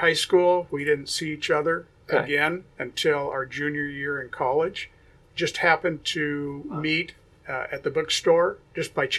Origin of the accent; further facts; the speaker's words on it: La Crescenta-Montrose, California, United States; also born or lived in Thousand Oaks, California; I grew up in Montrose, La Crescenta